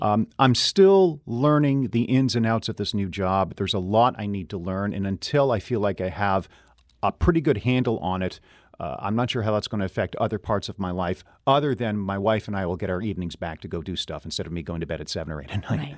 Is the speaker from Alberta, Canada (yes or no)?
no; Renfrew, Ontario, Canada; now in St. Louis, United States; I grew up in a town of about 8,000 people, uh, mm-hmm. uh, Renfrew, Ontario, Canada.